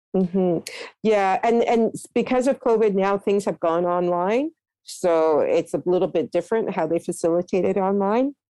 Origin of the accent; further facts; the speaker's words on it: Toronto, Ontario, Canada; also born or lived in Halifax, Nova Scotia; I was growing up in Scarborough everywhere was forested areas